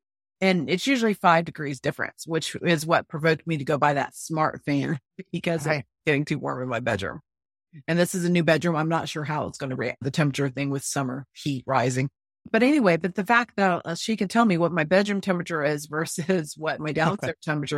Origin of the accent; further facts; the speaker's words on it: North Florida, United States; moved away; I grew up in Florida, and I know there, but North Florida.